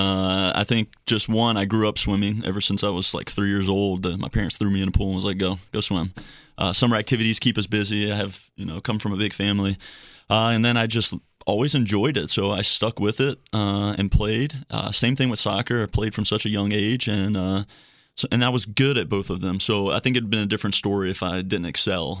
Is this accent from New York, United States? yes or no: no; Slidell, Louisiana, United States; moved away; Slido, Louisiana, which is right outside of New Orleans.